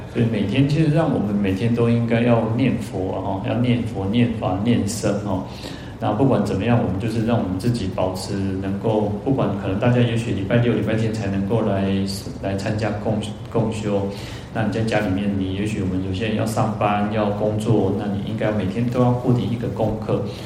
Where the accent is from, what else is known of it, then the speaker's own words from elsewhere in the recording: Taiwan; 因为我们台湾人有储蓄的习惯